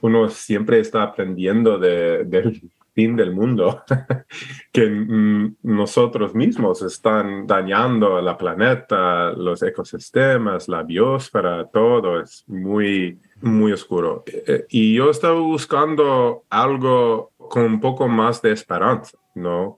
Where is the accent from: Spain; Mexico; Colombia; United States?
United States; Alaska; Spanish is a second language; moved away as an adult; also born or lived in Idaho / Ecuador / Oregon; nací y, y, creí en Alaska y un poco en Idaho.